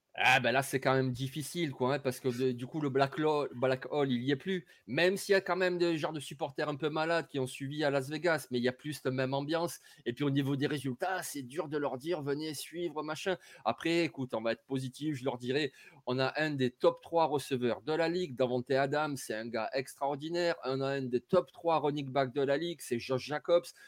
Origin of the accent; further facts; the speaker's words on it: Marseille, Provence-Alpes-Côte d'Azur, France; je suis marseillais